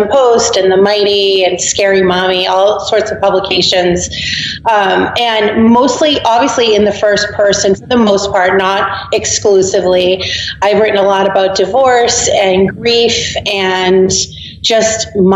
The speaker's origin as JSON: {"language": "English", "town": "Boston", "region": "Massachusetts", "country": "United States", "tie": "born or raised there", "moved": "as an adult", "lives_now": "Tampa, United States", "said": "native Bostonian, or the suburb of Boston."}